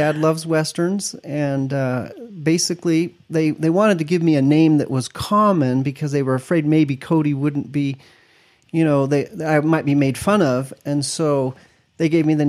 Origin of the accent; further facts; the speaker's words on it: Stuttgart, Baden-Württemberg, Germany; born there; I was born in Germany, Stuttgart.